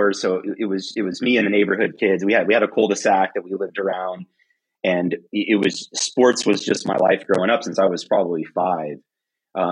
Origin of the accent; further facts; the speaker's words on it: Texas, United States; I'm from Texas